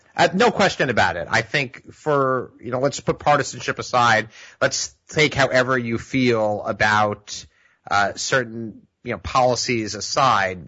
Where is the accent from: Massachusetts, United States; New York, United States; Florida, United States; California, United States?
New York, United States; the Five Towns, Long Beach, Oceanside, Island Park; my hometown, the five towns, Long Beach, Oceanside Island Park and the environs